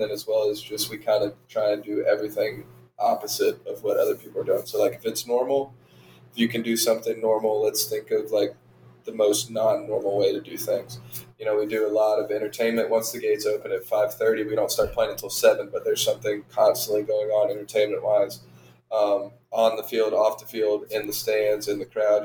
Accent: Savannah, Georgia, United States; also born or lived in Arlington, Texas; I was born and raised in Arlington, Texas. Um, we moved to the Savannah area when I was in fourth grade, so probably 10 ish years old. Um, lived around Savannah for the majority um, up until I left for college.

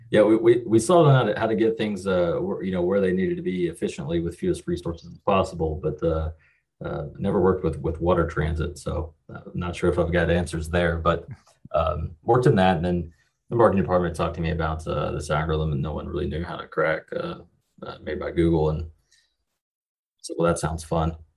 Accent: western Kentucky, United States; I'm from the middle of nowhere in Kentucky. It's about as about as far west Kentucky as you can get. Um, grew up here.

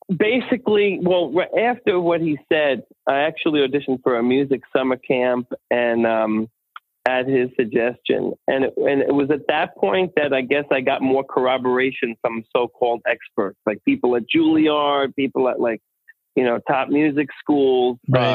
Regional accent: Holbrook, New York, United States; I grew up uh, actually in Holbrook, Long Island

